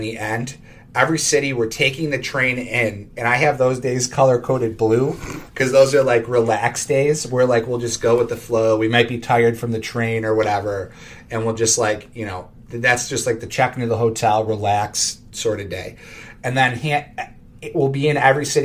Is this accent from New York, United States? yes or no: yes; Greece, New York, United States; I grew up in Greece, New York